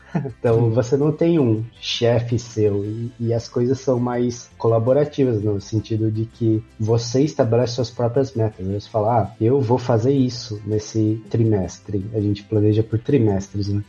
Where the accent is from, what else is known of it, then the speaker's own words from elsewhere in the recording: Poços de Caldas, Minas Gerais, Brazil; also born or lived in Campinas, Brazil; now in Czech Republic; eu nasci em Minas, no sul de Minas, na cidade de Pós Caldas